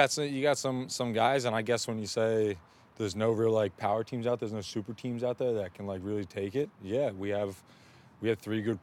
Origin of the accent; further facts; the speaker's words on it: Philadelphia, Pennsylvania, United States; moved away as an adult; now in Los Angeles, United States; It's my hometown team. So, I'm a Philly kid through and throughout.